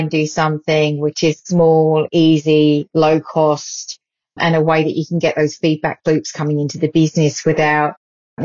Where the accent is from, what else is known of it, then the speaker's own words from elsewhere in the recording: United Kingdom; now in Australia; the UK a bit later on this year, which is my hometown